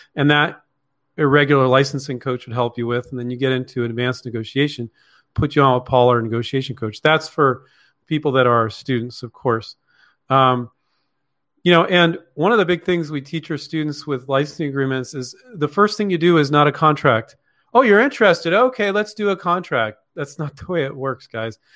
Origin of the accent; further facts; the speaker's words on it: Palo Alto, California, United States; also born or lived in Mountain View, California; I grew up in Palo Alto and Mountain View, California.